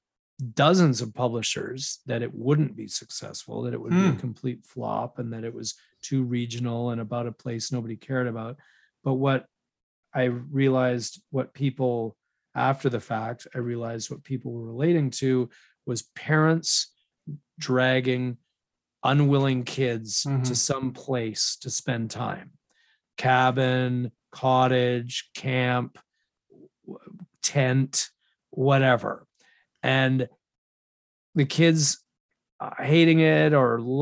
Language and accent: English; West Vancouver, British Columbia, Canada; my hometown of West Vancouver